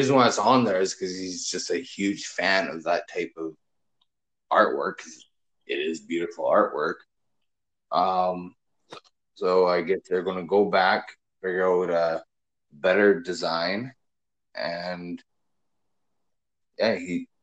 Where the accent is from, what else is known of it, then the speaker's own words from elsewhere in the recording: Canada; I as a Canadian